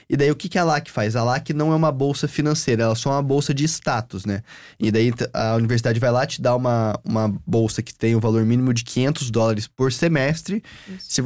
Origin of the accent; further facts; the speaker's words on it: Florida, United States; nós aqui somos americanos, eu sou da Flórida, vocês são de estados diferentes.